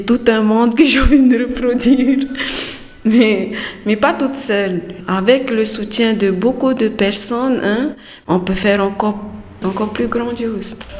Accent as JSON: {"language": "French", "region": "Windward Islands", "country": "French Polynesia", "moved": "as an adult", "lives_now": "Tahiti, French Polynesia", "said": "Je suis de Moria. Je suis arrivée ici le 9 mai de cette année"}